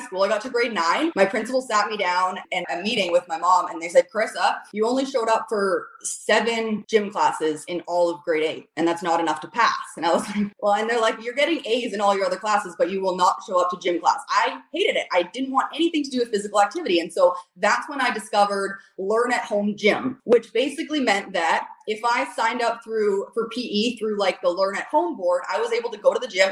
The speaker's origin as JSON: {"language": "English", "town": "Squamish", "region": "British Columbia", "country": "Canada", "tie": "born or raised there", "also_born_or_lived": "Campbell River, Vancouver Island", "said": "I was born and raised in Squamish"}